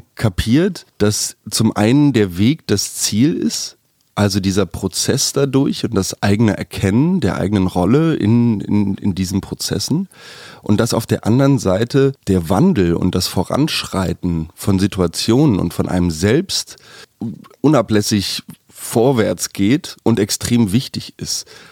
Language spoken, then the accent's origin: German; Germany; now in Berlin, Germany; aufgrund meiner Herkunft als Deutscher